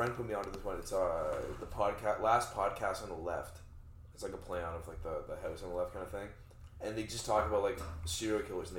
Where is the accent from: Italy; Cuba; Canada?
Canada; Toronto, Ontario; Me, a mean streets of Scarborough.